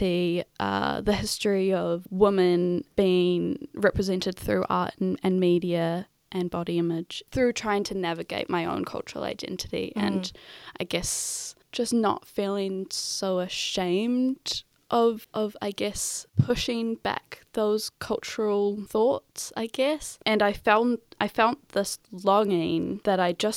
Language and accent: English; Auckland, New Zealand; also born or lived in Wellington; I was raised in Ponsonby, so I went to primarily Pākehā schools